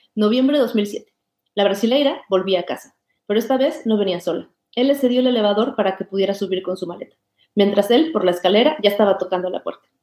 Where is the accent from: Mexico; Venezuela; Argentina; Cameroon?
Mexico; moved away as an adult; also born or lived in Barcelona, Spain; now in Denmark; Yo me siento orgullosamente mexicana, siempre lo he estado